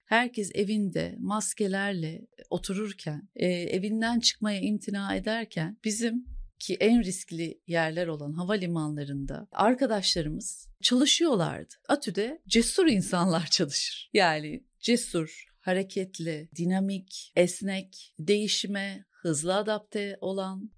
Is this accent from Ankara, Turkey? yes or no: yes; Ankara, Turkey; moved away as an adult; now in Istanbul, Turkey; Ankaralıyım aslında. TED Ankara Koleji mezunuyum